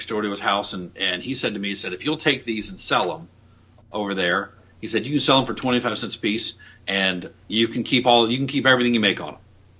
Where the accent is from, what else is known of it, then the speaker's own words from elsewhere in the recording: Huber Heights, Ohio, United States; also born or lived in Indiana; born and raised in Dayton, Ohio